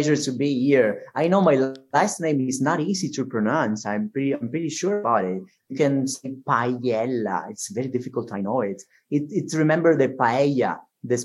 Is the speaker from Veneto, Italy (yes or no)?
no; Sicily, Italy; English is a second language; moved away as an adult; now in Verona, Italy; I was born in Sicily 39 years ago. I grew up there and I graduated at the University of Palermo in 2009